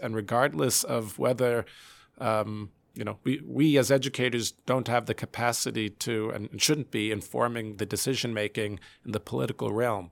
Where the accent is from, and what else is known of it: United States